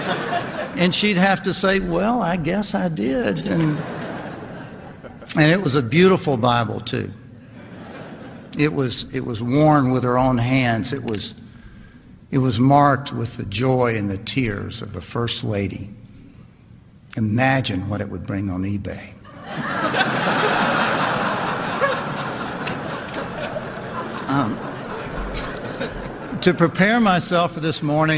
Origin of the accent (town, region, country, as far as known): Lynchburg, Virginia, United States; born or raised there; also born or lived in Tennessee